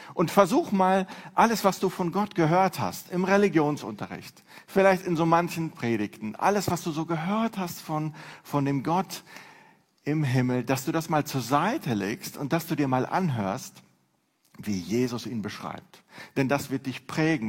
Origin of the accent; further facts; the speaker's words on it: Neuss, North Rhine-Westphalia, Germany; Ich komme aus Neuss